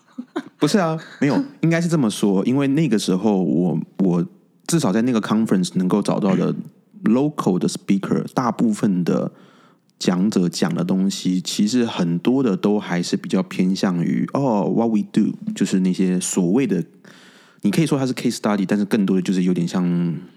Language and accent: Chinese; Taiwan; 我是台湾人